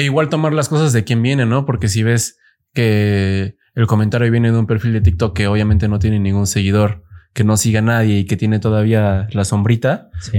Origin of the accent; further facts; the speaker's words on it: Mexico City, Mexico; soy chilango